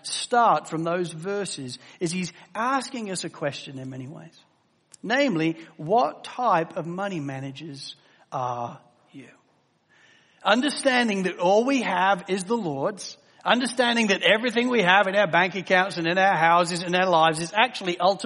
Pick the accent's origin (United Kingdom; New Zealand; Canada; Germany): United Kingdom; England; As an English guy